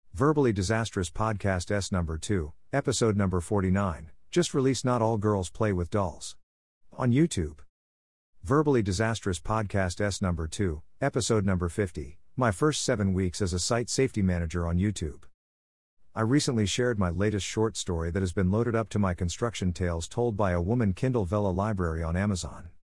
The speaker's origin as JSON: {"language": "English", "region": "Oregon", "country": "United States", "tie": "born or raised there", "moved": "yes", "lives_now": "New York City, United States", "said": "as a kid growing up in Oregon"}